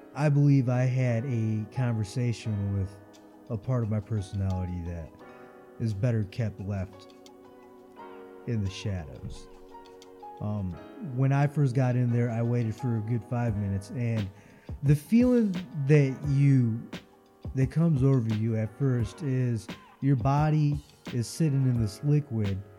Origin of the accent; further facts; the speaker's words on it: Florida, United States; I come from Florida where there's salt water.